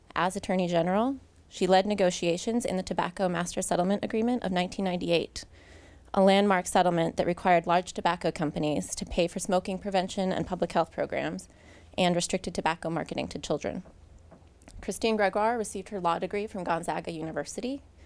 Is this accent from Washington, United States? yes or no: yes; Washington, United States; moved away; I was born and raised in Washington